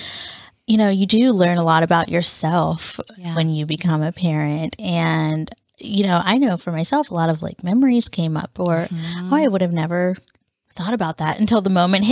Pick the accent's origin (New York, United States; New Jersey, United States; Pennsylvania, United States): Pennsylvania, United States; southwestern; also born or lived in India; I was adopted from India and adopted into a pastor's family that lived in the southwestern part of Pennsylvania, which is where we still both currently are from, the western side of Pennsylvania. And when I arrived here in the States and moved in with my family, I was 2 years old